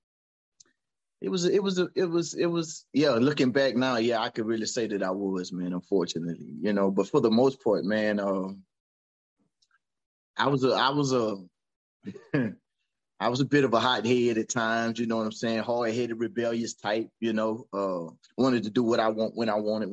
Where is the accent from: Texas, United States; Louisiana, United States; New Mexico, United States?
Louisiana, United States; Franklinton; also born or lived in Amite, Louisiana / Slidell, Louisiana; I'm from Franklinton, Louisiana, smaller town, southeast